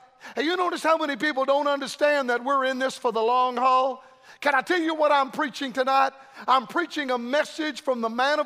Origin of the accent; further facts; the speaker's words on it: Florida, United States; Florida a lot anymore. My home state